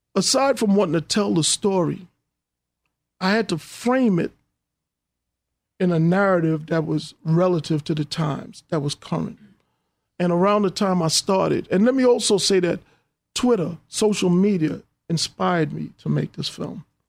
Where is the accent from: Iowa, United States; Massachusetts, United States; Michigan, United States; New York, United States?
New York, United States; New York City; I grew up in Hollis, Queens